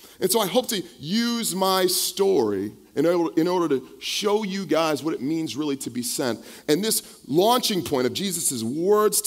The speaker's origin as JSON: {"language": "English", "area": "the Bay Area", "region": "California", "country": "United States", "tie": "born or raised there", "also_born_or_lived": "San Mateo / Vallejo / Pittsburg / Bayview", "said": "I grew up here in the Bay Area"}